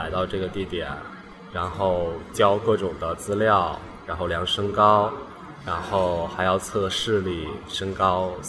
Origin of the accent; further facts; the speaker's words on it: Dalian, Liaoning, China; 我来自大连。